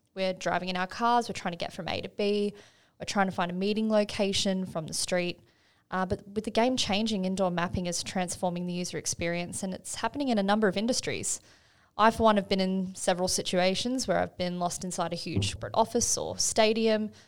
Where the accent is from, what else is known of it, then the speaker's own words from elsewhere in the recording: Australia; being an Aussie